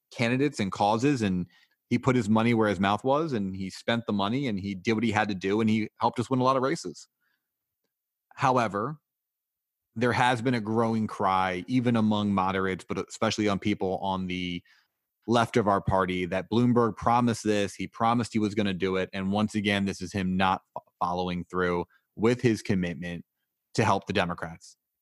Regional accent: United States; us as the American people

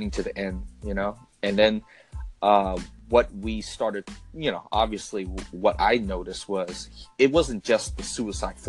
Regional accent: United States; us as Americans

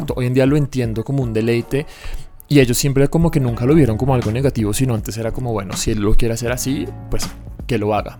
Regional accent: Bogotá, Colombia; soy aquí de Bogotá, mis papás también

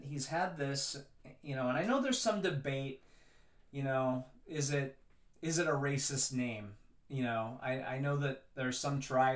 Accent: West Virginia, United States; moved away; I liked the Cowboys growing up in West Virginia

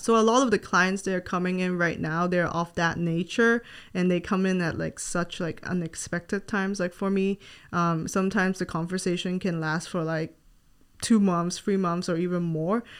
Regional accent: Hong Kong; moved away as an adult; now in Gainesville, United States; I am not from the U S, and I moved here from Hong Kong when I was nineteen to start my college education.

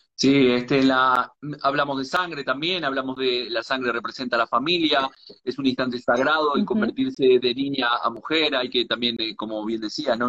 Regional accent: Uruguay; now in Galicia, Spain; soy nacido en Uruguay, pero vivo en Galicia

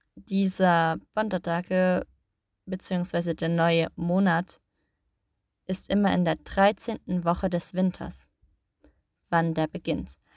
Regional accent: Germany; now in Iceland; Für mich als Deutsche

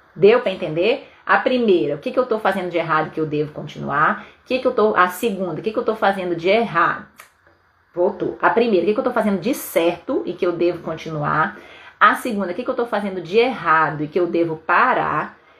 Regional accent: Belém, Pará, Brazil; moved away as an adult; now in Vitória, Brazil; lá em Belém do Pará, na minha terra

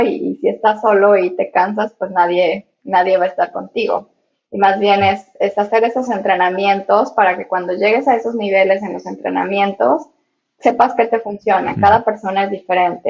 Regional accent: Mexico; now in Hong Kong; Yo soy de México

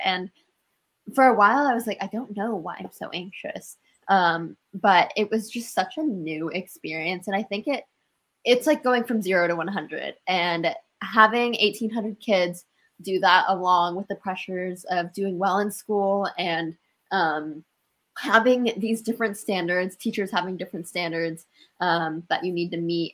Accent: Washington, United States; I'm from Winville, Washington

